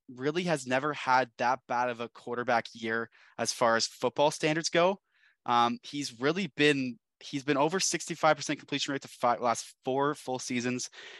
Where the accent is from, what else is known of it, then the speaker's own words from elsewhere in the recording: Canada; We are Canadian.